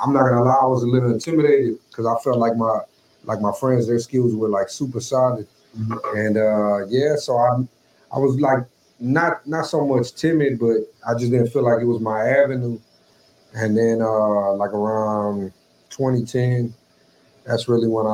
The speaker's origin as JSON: {"language": "English", "town": "Houston", "region": "Texas", "country": "United States", "tie": "born or raised there", "moved": "as an adult", "lives_now": "Rio Grande Valley, United States", "said": "I'm originally from Houston, born and raised there"}